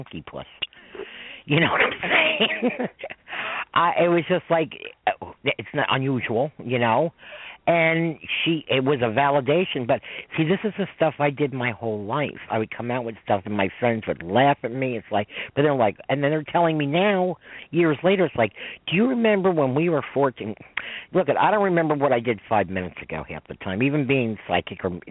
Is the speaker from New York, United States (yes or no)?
yes; New York, United States; I'm a New Yorker